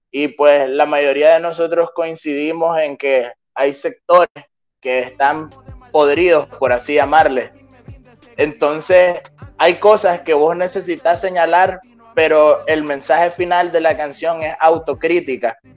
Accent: Nicaragua; moved away as an adult; nacido en Nicaragua, soy nicaragüense, eh, llevo dos años fuera del país por razones ajenas a mi voluntad

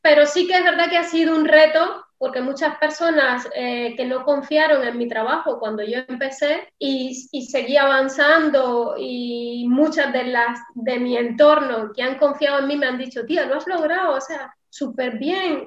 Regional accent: Cuba; moved away; Sí, vengo de Cuba y qué. Sí, soy cubana

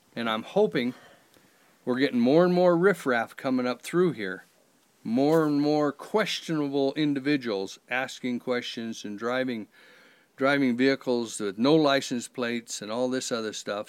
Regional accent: Lander, Wyoming, United States; now in Atlantic City, United States; I'm from Lander.

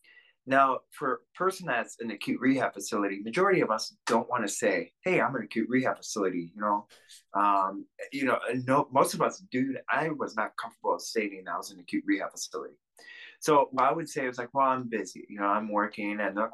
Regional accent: Russia; born there; So when I was born in Russia, I was given up to an orphanage immediately.

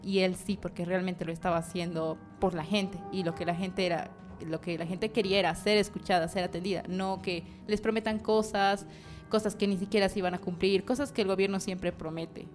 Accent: Bolivia; las cosas que son nuestras como bolivianos

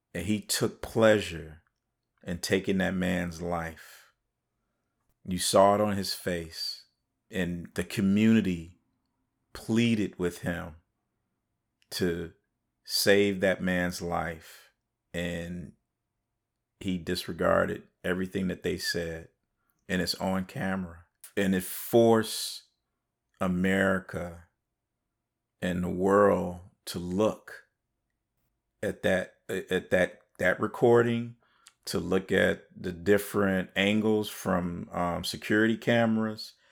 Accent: Chicago, Illinois, United States; I'm from Chicago

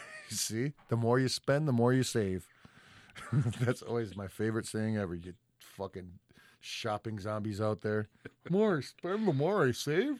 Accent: Detroit, Michigan, United States; we're both from Detroit.

